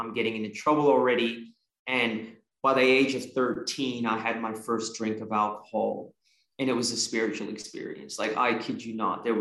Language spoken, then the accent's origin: English; San Francisco Bay Area, California, United States; also born or lived in Australia; was born in Australia and we migrated to the San Francisco Bay Area when I was 3 years old